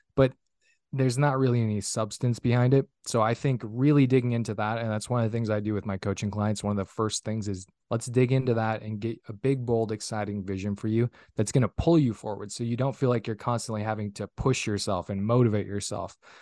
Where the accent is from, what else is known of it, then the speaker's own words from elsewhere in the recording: northern Minnesota, United States; now in Minneapolis–Saint Paul, United States; born and raised in Minnesota, originally, uh, from a small little town of three hundred people up in, uh, northern Minnesota